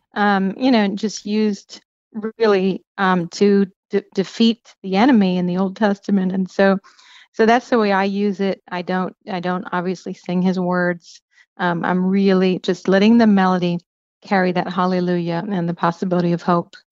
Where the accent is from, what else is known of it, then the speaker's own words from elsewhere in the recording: Pennsylvania, United States; moved away; also born or lived in Cincinnati, Ohio; I grew up in Pennsylvania